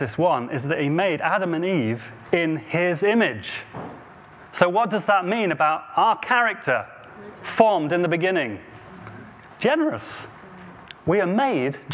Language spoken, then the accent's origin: English; Devon, South West England, United Kingdom; accent: Devon; my Devon accent